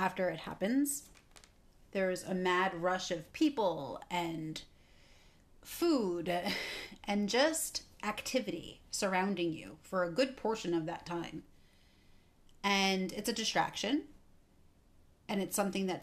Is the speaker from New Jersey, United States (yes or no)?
yes; Somerset, New Jersey, United States; I am from Somerset, New Jersey